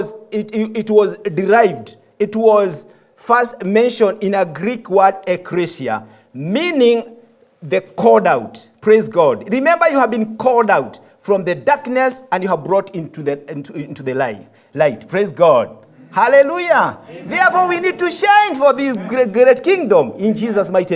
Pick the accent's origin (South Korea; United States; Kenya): Kenya; moved away as an adult; I'm from Kenya. I have been a pastor for 14 years in Kenya